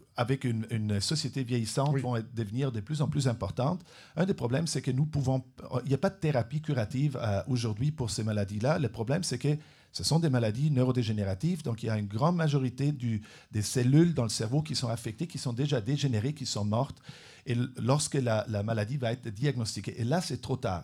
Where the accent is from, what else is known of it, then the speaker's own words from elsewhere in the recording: Trentino-Alto Adige, Italy; French is a second language; moved away as an adult; also born or lived in Switzerland / Vienna, Austria / Germany / Montreal, Canada; now in Trois-Rivières, Canada; Je suis né en Suisse, j'ai oh. grandi en Italie, dans le nord de l'Italie, une petite province euh, bilingue, majoritairement allemande.